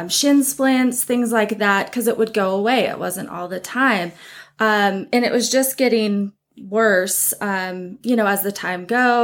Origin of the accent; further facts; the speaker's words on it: Butte, Montana, United States; growing up in Montana, small towns